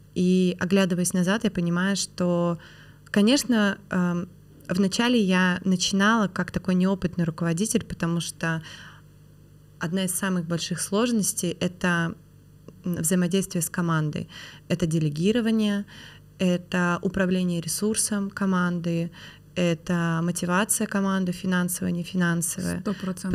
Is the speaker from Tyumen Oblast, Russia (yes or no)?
no; Perm, Perm Krai, Russia; moved away as an adult; now in Moscow, Russia; Я выросла в Перми